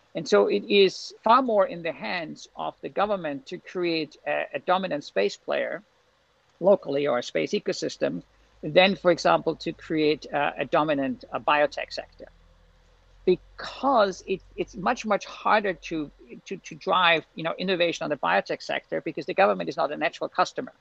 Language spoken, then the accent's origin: English; Austria; moved away; also born or lived in Glasgow; in Austria we say there is no bad weather, there's just bad clothing